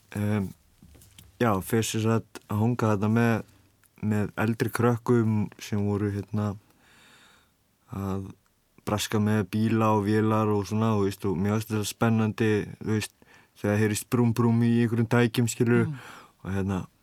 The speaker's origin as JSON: {"language": "Icelandic", "town": "Vestmannaeyjar", "region": "Southern Region", "country": "Iceland", "tie": "born or raised there", "said": "Ég kem frá Vestmannum og eh, já, sérst fættur upp alveg í vestmannum"}